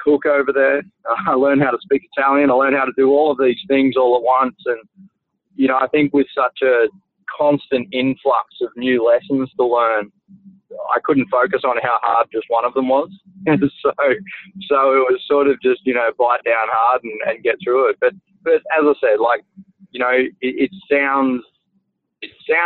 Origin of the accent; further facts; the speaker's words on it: Gold Coast, Queensland, Australia; as a kid, I grew up on the Gold Coast watching that IndyCar race